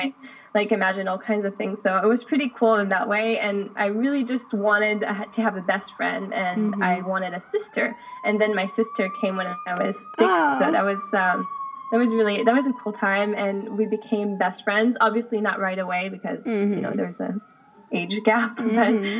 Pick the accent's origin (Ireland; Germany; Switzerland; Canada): Switzerland; also born or lived in United States; now in United Arab Emirates; So my dad is the U.S. and my mom is Swiss, and I've lived most of my life in Switzerland, but I was born in the U.S.